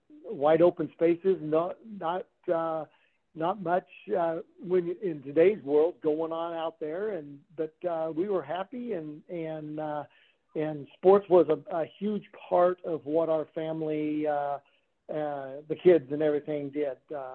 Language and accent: English; Kansas, United States; My family is from Kansas and still lives there now. But we grew up in small towns.